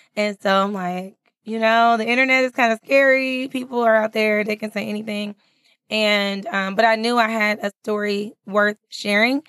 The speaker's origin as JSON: {"language": "English", "region": "California", "country": "United States", "also_born_or_lived": "San Francisco Bay Area", "moved": "as an adult", "lives_now": "Texas, United States", "said": "I'm not from Texas. I'm from California."}